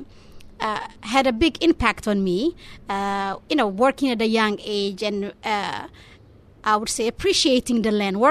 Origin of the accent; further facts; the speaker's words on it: Israel; moved away as an adult; growing up in Israel